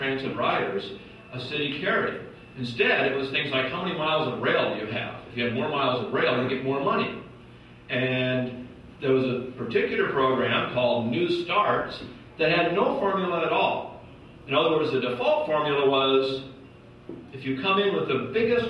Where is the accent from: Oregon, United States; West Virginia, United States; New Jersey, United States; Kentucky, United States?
Oregon, United States; Portland; Portland, my hometown